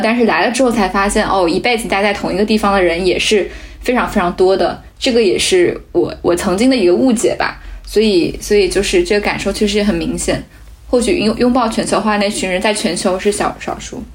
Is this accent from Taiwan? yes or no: no; China; moved away as an adult; now in Aarhus, Denmark; 二十多年前，我老家就有麦当劳了